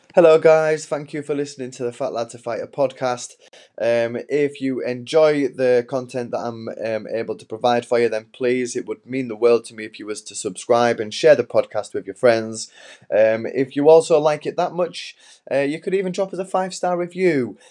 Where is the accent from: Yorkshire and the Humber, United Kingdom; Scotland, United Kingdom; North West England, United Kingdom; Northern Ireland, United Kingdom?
Yorkshire and the Humber, United Kingdom; York; in York, which is my hometown